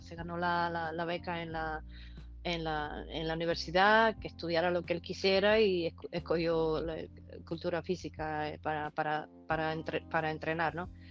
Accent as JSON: {"language": "Spanish", "region": "Holguín", "country": "Cuba", "tie": "born or raised there", "also_born_or_lived": "San Antonio del Sur, Guantánamo, Cuba / Florida, United States", "moved": "as an adult", "lives_now": "California, United States"}